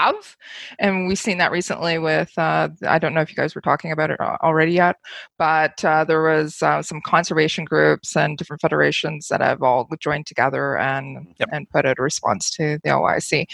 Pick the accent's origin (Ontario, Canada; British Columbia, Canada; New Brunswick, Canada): Ontario, Canada; I come from Ontario